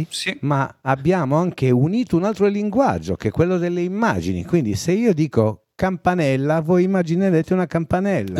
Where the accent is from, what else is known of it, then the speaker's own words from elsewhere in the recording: Sardinia, Italy; accent: Sardinian; io non ho scelto di avere l'accento sardo, è semplicemente che tutti quelli che mi parlavano avevano l'accento sardo, per cui emulando quel suono lì mi è venuto l'accento sardo anche a me.